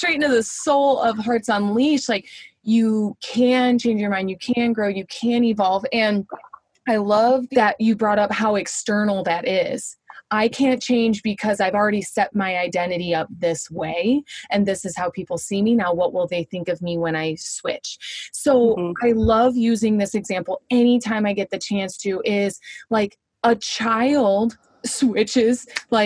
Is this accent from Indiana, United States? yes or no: yes; Indiana, United States; moved away; I'm from Indiana.